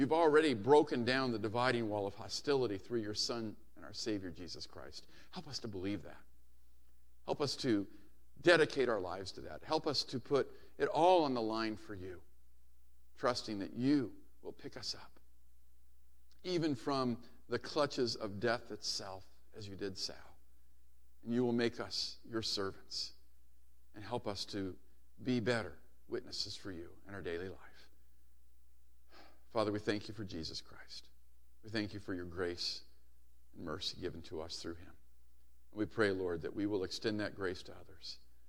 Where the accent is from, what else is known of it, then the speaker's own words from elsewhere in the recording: Hawaii, United States; I used to love it as a kid growing up in Hawaii when my dad was stationed there.